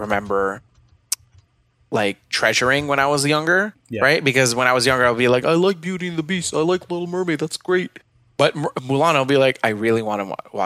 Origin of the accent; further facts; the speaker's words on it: Philippines; I grew up in the Philippines